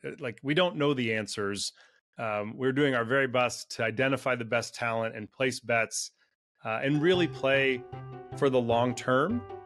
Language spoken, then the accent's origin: English; Silicon Valley, California, United States; also born or lived in Latin America; I was raised in Silicon Valley in California